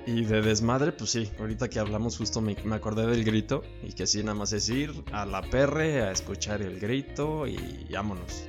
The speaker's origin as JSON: {"language": "Spanish", "country": "Mexico"}